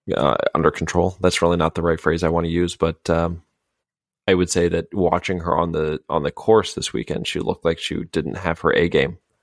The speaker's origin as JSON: {"language": "English", "country": "United States", "said": "dumb Americans over here"}